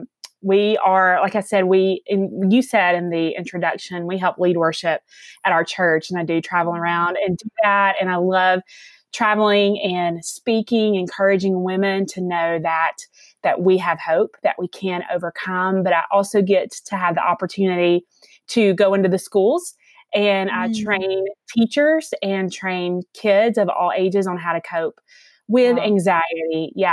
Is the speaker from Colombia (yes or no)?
no; Alabama, United States; accent: Southern; So I'm sure that you guys can hear the accent. So I am from the South. I am from Alabama. I have lived here my whole life, and I have two daughters.